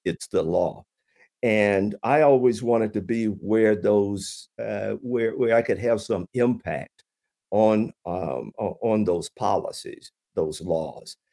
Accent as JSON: {"language": "English", "town": "Chattanooga", "region": "Tennessee", "country": "United States", "moved": "as an adult", "lives_now": "Michigan, United States", "said": "I'm originally from Chattanooga, Tennessee."}